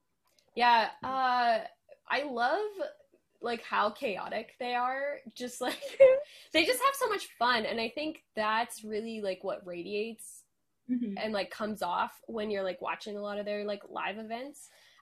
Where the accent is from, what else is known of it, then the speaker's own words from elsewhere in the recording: Canada; yes, we are Canadian.